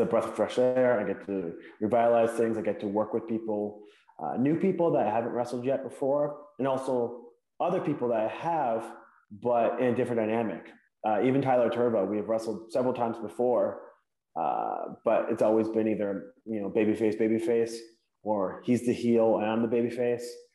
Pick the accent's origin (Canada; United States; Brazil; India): Canada; Hamilton, Ontario; my hometown, Hamilton, Ontario, somewhere I'm very proud to be from